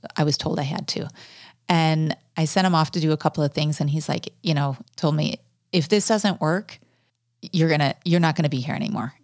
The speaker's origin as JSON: {"language": "English", "country": "United States", "also_born_or_lived": "South Africa / Venezuela", "moved": "as an adult", "said": "as an American"}